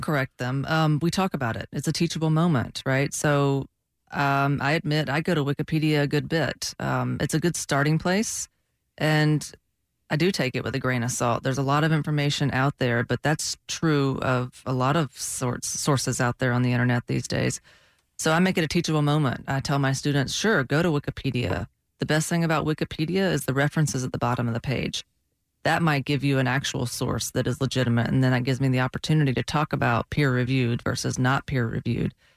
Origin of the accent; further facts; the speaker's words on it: Georgia, United States; now in Florida, United States; I'm from Georgia